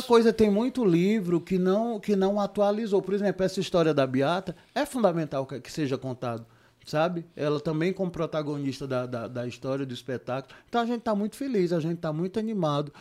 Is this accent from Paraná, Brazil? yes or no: no; Juazeiro do Norte, Ceará, Brazil; eu sou de Juazeiro, né? Eu sou, eu sou caririense de Juazeiro do Norte